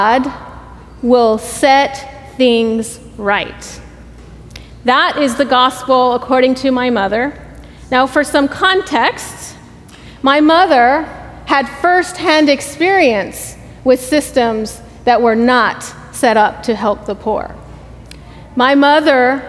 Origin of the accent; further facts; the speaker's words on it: Laredo, Texas, United States; moved away; I am originally from Laredo, Texas, if any of you all are familiar with Laredo. I grew up on the border